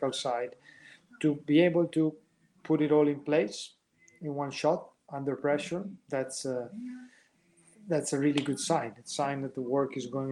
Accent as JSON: {"language": "English", "town": "Verona", "region": "Veneto", "country": "Italy", "tie": "born or raised there", "said": "I grew up basically where I still live. Verona is my hometown"}